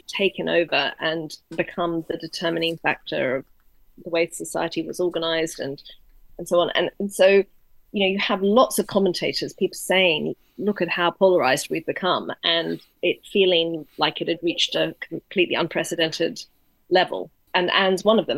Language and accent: English; Australia; moved away; I'm originally Australian